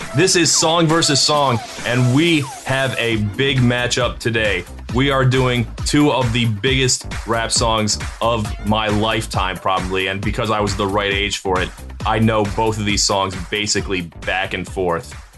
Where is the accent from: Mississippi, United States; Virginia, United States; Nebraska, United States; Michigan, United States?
Virginia, United States; Virginia Beach; I grew up in Virginia Beach